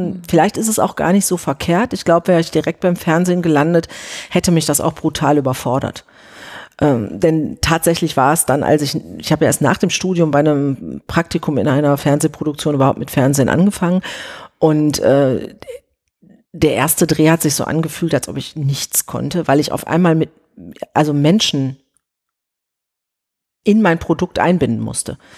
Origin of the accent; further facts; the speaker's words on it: Oberhausen, North Rhine-Westphalia, Germany; ich komme aus Oberhausen, alles, was man von da mit der S-Bahn erreichen kann. Also da habe ich noch in Oberhausen gewohnt.